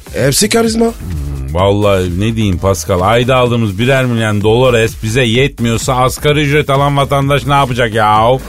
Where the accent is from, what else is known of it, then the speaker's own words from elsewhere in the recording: Elazığ Province, Turkey; Elazığ'ın, yani benim memleketimin